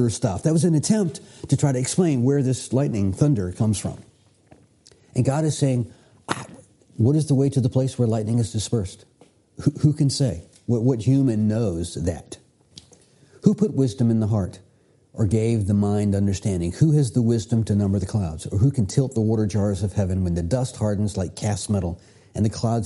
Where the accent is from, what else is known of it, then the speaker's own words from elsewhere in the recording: Virginia, United States; I grew up here in Virginia. Going to Virginia Beach was a normal family trip.